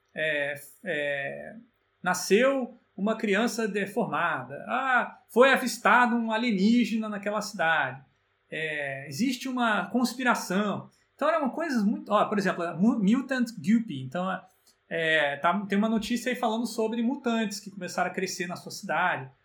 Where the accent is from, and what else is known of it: Brazil